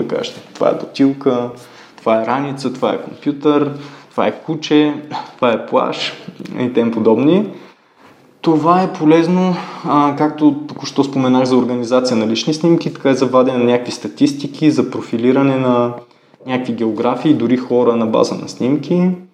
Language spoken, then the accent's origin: Bulgarian; Ruse, Ruse Province, Bulgaria; ходих по разни школи в Русе, откъдето съм родом